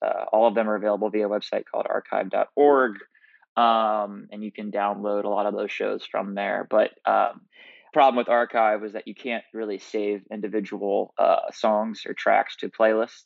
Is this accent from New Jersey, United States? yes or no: no; Indiana, United States; moved away as an adult; now in Nashville, United States; I'm originally from Indiana